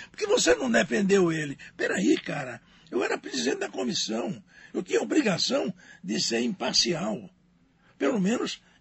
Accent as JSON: {"language": "Portuguese", "region": "Pernambuco", "country": "Brazil", "said": "Não, sou pernambucano."}